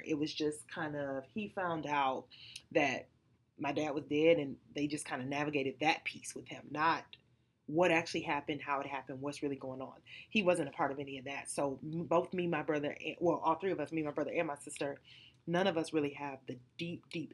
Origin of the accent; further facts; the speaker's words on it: Detroit, Michigan, United States; I'm from Detroit on the east side